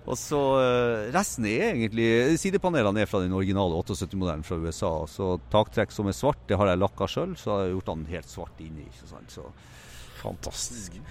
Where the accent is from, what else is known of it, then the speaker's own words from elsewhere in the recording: Tromsø, Troms, Norway; Jeg er opprinnelig fra Tromsø, så fant jeg en delebil forlatt i Tromsø